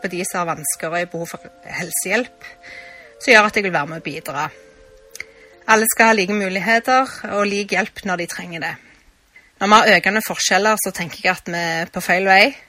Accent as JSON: {"language": "Norwegian", "town": "Stavanger", "region": "Rogaland", "country": "Norway", "tie": "born or raised there", "said": "Jeg er født i Stavanger og er oppvokst på Kristian Lyst i Hyllevåg"}